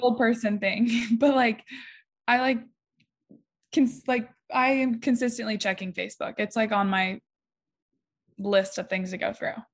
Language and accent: English; Ohio, United States; I'm from Ohio, so being from Ohio and playing for Ohio State